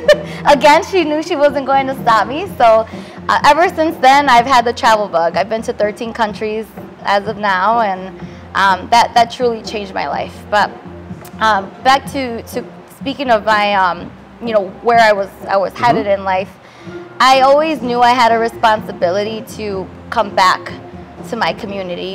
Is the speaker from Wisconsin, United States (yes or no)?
yes; Milwaukee, Wisconsin, United States; Born and raised in Milwaukee, Wisconsin, South Side